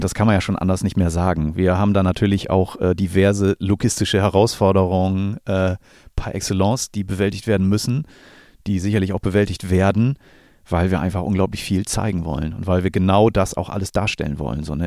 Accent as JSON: {"language": "German", "country": "Germany", "tie": "born or raised there", "said": "ich bin hier in der Gegend groß geworden"}